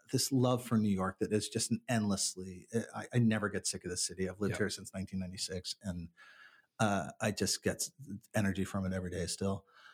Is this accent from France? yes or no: yes; Paris, Île-de-France, France; born there; I was born in Paris and I've gone back to France quite a bit.